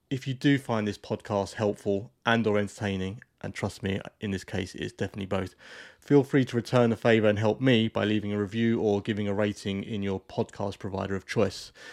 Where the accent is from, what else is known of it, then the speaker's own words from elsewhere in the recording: London, United Kingdom; also born or lived in St Albans; now in Cotswolds, United Kingdom; I'm, I'm from London myself originally